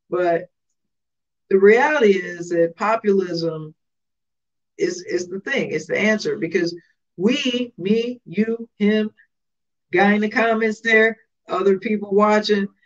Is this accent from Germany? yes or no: no; Chicago, Illinois, United States; I don't, I'm from Southside